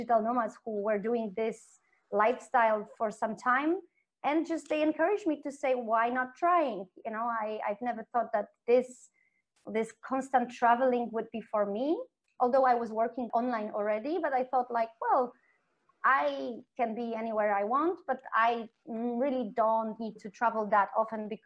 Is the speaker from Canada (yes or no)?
no; Kraków, Lesser Poland, Poland; moved away as an adult; now in Mexico; I'm from Kraków, in the south part of Poland, second biggest city